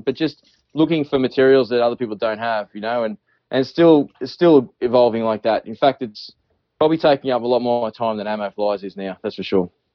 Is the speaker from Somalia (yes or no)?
no; Australia; accent: Australian; I'm Australian